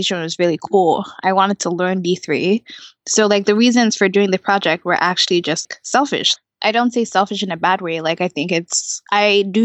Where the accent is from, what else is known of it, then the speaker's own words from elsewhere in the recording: Nigeria; moved away; I'm from Nigeria